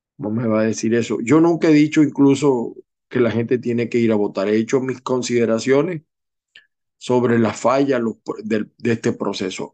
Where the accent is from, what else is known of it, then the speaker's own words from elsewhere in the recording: Zulia, Venezuela; yo no soy del Zulia, pero me he criado en el Zulia.